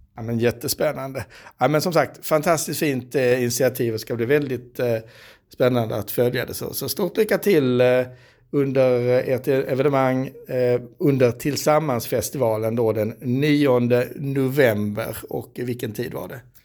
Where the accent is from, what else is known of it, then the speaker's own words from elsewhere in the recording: Skåne, Sweden; som skåning